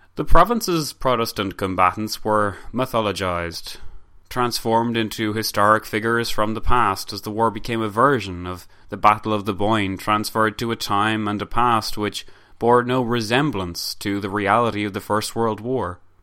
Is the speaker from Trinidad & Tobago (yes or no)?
no; Ireland; us Irish